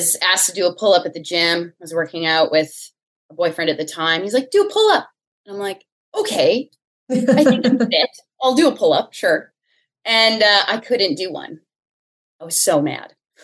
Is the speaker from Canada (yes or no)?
yes; Ontario, Canada; moved away; also born or lived in Winnipeg / Toronto; I'm originally from Ontario, Canada